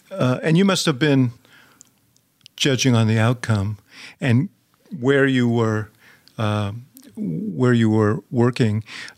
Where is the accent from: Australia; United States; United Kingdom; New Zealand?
United States; New York; moved away; also born or lived in Chicago; I grew up in New York